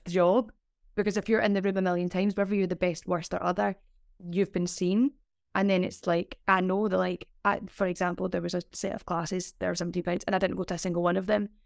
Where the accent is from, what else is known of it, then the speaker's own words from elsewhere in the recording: Glasgow, Scotland, United Kingdom; moved away as an adult; also born or lived in London; I'm from Glasgow as well.